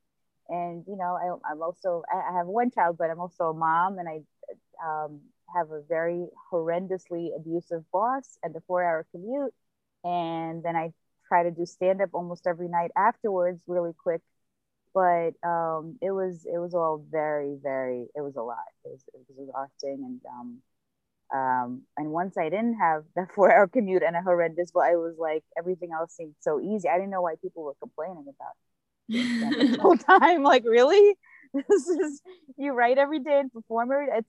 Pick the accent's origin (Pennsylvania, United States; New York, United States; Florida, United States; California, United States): New York, United States; I'm from New York, Brooklyn. Been here since I was 7. I talk about being an immigrant, actually a refugee